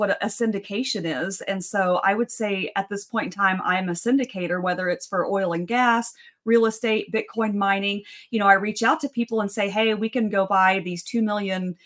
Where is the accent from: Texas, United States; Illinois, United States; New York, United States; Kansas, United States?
Texas, United States; West; I'm from West Texas. My dad was a petroleum engineer. I grew up in the oil field.